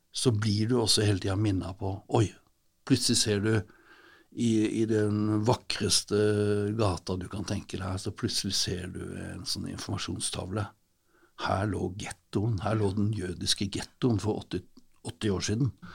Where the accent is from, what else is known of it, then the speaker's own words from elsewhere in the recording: Sørlandet, Southern Norway, Norway; Vi er vokst opp med kompe